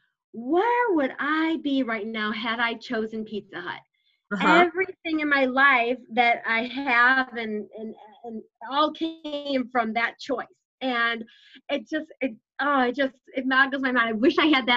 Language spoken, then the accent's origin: English; Schaumburg, Illinois, United States; I grew up in Schaumburg area in Illinois